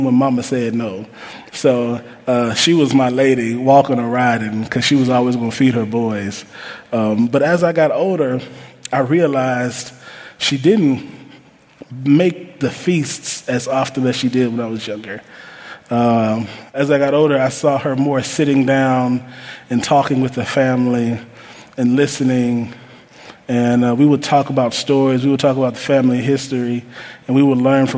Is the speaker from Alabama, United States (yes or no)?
yes; Huntsville, Alabama, United States; I'm from Huntsville, Alabama